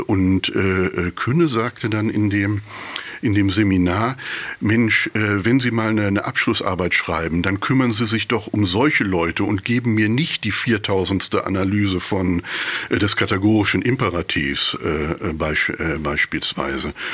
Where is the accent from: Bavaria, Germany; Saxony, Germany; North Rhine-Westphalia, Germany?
North Rhine-Westphalia, Germany; Bünde; accent: East Westphalian; also born or lived in Dortmund; ich habe da, glaube ich, mehr dieses bräsige Ostwestfälische schon ganz gut adaptiert